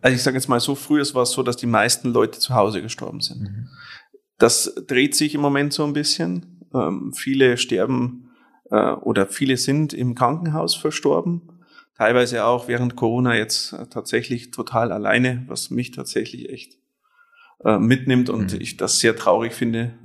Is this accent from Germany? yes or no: yes; Penting, Bavaria, Germany; gebürtig komme ich aus äh, Penting